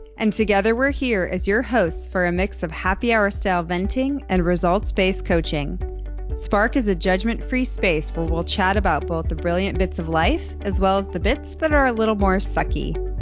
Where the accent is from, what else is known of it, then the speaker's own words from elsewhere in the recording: United States; moved away as an adult; also born or lived in Chicago, Illinois / Boston, Massachusetts; now in Dallas, United States; I grew up in Chicago and Boston and I, well, I mean, I moved to Texas when I was eighteen